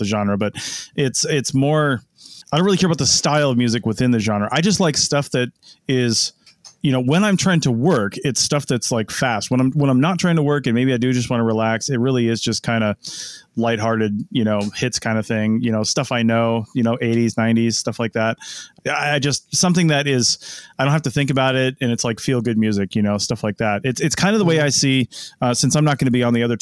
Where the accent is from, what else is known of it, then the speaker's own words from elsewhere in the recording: Seattle, Washington, United States; I'm from the Seattle area